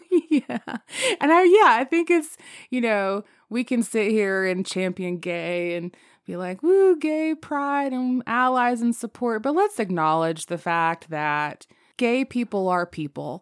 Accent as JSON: {"language": "English", "region": "the South", "country": "United States", "tie": "born or raised there", "said": "Growing up in the South, when I was in second grade"}